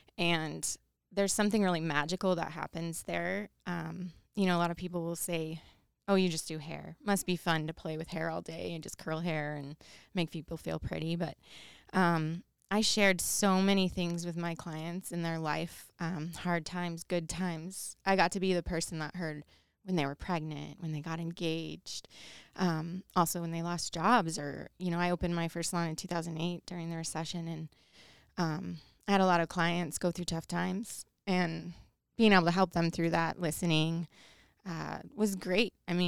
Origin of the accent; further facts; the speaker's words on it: outside of Chicago, Illinois, United States; now in Idaho, United States; I grew up outside of Chicago